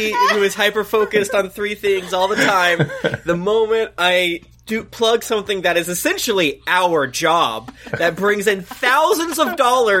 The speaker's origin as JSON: {"language": "English", "region": "Florida", "country": "United States", "moved": "yes", "said": "I'm from Florida"}